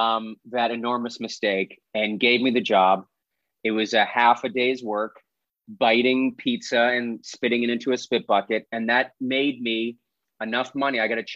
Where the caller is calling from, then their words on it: Los Angeles, California, United States; also born or lived in New York; I'm beaming in from Eagle Rock on the east side. Yeah, I'm here. I've been in Los Angeles for, 16 years now.